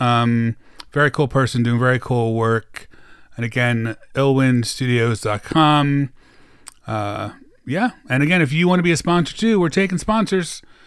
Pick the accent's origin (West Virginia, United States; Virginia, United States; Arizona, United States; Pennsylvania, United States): Pennsylvania, United States; Philadelphia; Then Philadelphia, my hometown